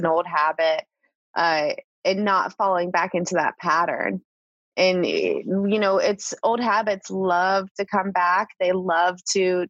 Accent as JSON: {"language": "English", "region": "Northeastern Ohio", "country": "United States", "tie": "born or raised there", "moved": "yes", "lives_now": "Charlotte, United States", "said": "I grew up in Northeastern Ohio"}